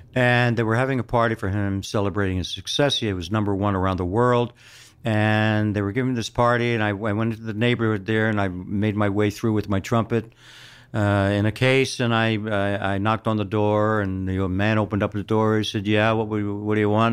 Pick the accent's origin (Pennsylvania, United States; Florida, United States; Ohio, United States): Pennsylvania, United States; Philadelphia; moved away; I am born and raised in Philadelphia, South Philadelphia.